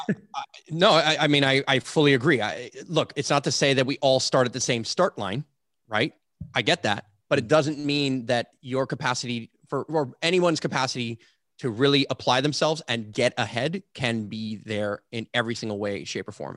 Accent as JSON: {"language": "English", "country": "Canada", "said": "I say this as a Canadian"}